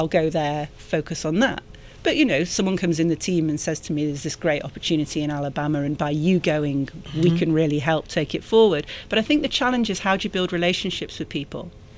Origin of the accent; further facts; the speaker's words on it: Manchester, North West England, United Kingdom; moved away as an adult; also born or lived in Macedonia / Brussels; now in Atlanta, United States; I grew up in Manchester in the north of England.